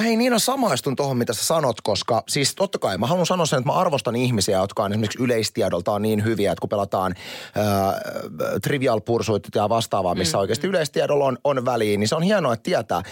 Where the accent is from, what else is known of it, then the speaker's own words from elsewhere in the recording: Kurikka, South Ostrobothnia, Finland; also born or lived in Seinäjoki; mä oon viettänyt koko lapsuuteni Kurika, Kurikassa